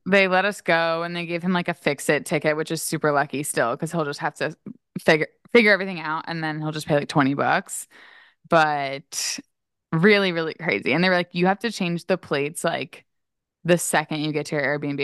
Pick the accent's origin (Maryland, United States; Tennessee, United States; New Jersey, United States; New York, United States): Maryland, United States; I grew up skiing in Maryland and, like, around Maryland